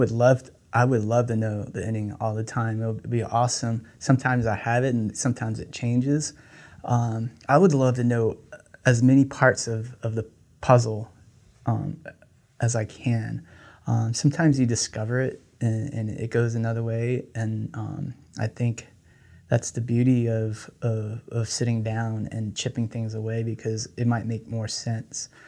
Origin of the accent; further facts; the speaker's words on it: Laos; first language Lao; English is a second language; So um, I grew up um, in, uh, from I'm from Laos. My grandmother um, came to the States in 1986. She didn't know any English. So, and my Lao is not great, the greatest.